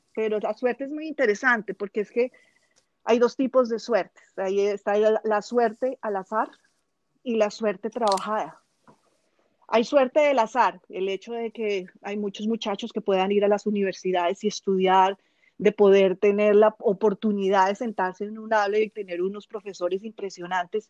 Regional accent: Colombia; moved away; also born or lived in United Arab Emirates; vivo en el exterior, soy colombiana, pero vivo en el exterior hace muchísimos años.

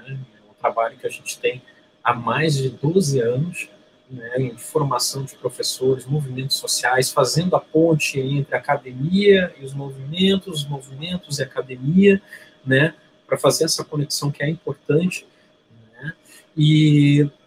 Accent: Rio de Janeiro, Brazil; also born or lived in Rio Grande do Sul; now in Porto Alegre, Brazil; Eu, eu nasci no Rio de Janeiro, mas tenho uma relação muito próxima com o Rio Grande do Sul. Minha mãe é gaúcha eu fui criado nos dois estados, né, no Rio de Janeiro e no Rio Grande do Sul.

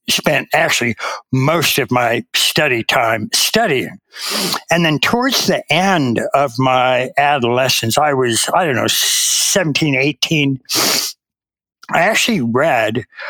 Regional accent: United States; I was raised in America

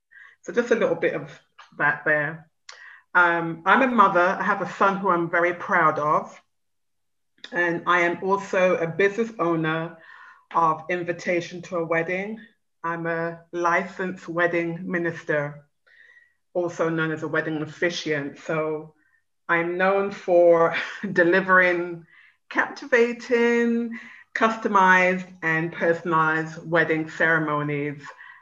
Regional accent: London, United Kingdom; now in Orlando, United States; I was born in West London in the 60s. My mom is from Guyana, South America

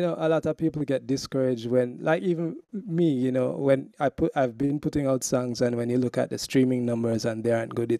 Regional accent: Jamaica; I'm Jamaican

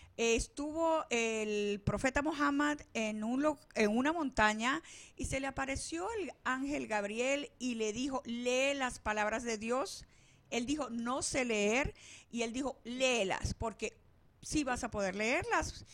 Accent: Venezuela; also born or lived in Palestine; now in Arizona, United States; nací en Venezuela

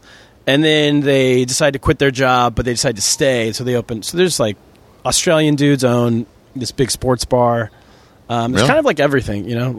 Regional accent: Sacramento, California, United States; moved away as an adult; now in Shanghai, China; I grew up in Sacramento.

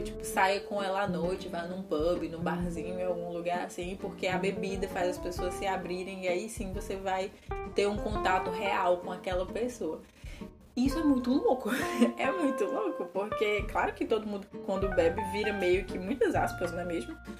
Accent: Brazil; now in Portugal; falando como brasileira

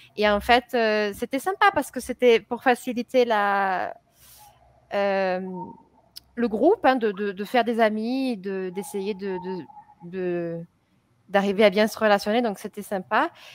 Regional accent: France; je suis française, je suis professeure du français

